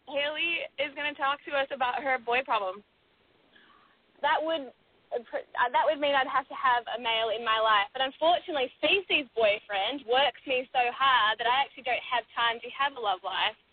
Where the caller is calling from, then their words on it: Australia; I'm older, and um, I'm calling from hey. Australia.